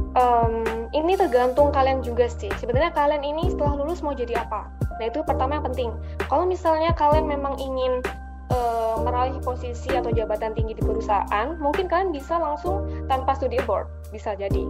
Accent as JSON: {"language": "Indonesian", "town": "Malang", "region": "East Java", "country": "Indonesia", "said": "Aku asal Malang di Kecamatan Lawang"}